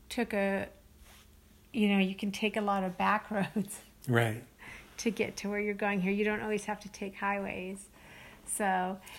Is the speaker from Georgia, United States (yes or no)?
no; California, United States; However, we're from California